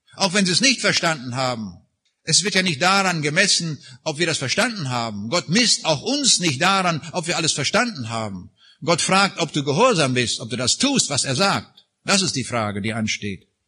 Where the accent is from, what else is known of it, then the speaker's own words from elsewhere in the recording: Raineck, East Prussia, Kaliningrad Oblast, Russia; moved away; wo ich geboren bin, in Rheinig. Dort in der äußersten Ecke von dem früheren Ostpreußen